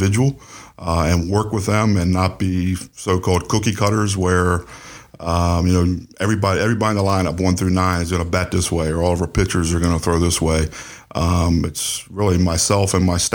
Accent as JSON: {"language": "English", "town": "Westminster", "region": "Maryland", "country": "United States", "said": "I'm from Westminster, so it's only 25 minutes down the road"}